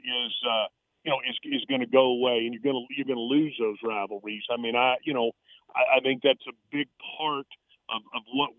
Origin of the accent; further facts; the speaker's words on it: Texas, United States; I'm a Texas guy ultimately. I mean, I'm from Texas. My dad is a military guy